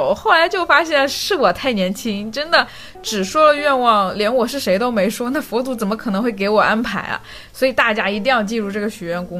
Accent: Fujian, China; 我就是福建人嘛。

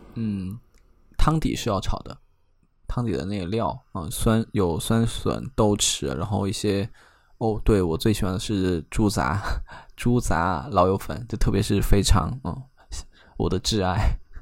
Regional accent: Chengdu, Sichuan, China; 我是成都人

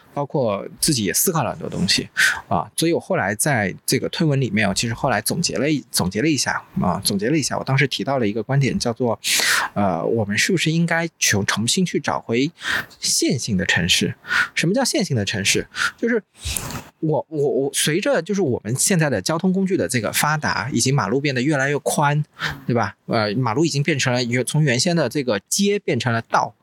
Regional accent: Wuxi, Jiangsu, China; 我小时候生活过的地方

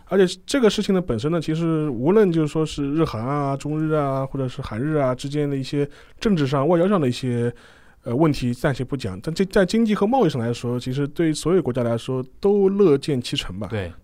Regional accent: China; 我们中国人

